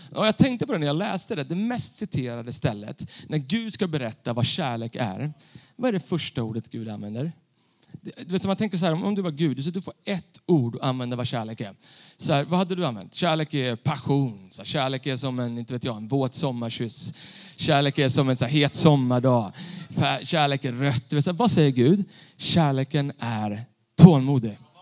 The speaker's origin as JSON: {"language": "Swedish", "town": "Stockholm", "region": "Stockholm County", "country": "Sweden", "tie": "born or raised there", "said": "Jag är uppvuxen bland betong i Stockholm city"}